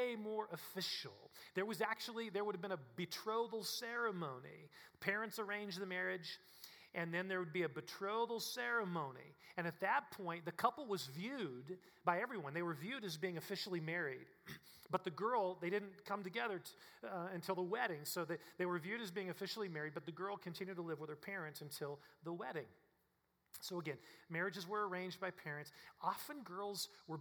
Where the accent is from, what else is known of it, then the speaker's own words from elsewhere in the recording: Kansas, United States; now in Colorado, United States; my home state, Kansas